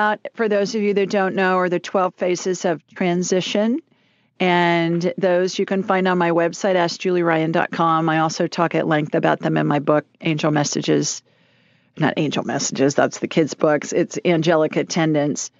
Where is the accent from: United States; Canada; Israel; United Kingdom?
United States; Columbus, Ohio; I grew up in Columbus, Ohio